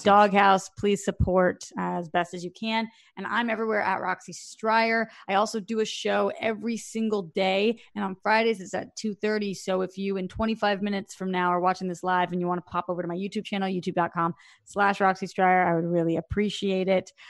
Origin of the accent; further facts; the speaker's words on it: Boston, Massachusetts, United States; I'm I'm from Boston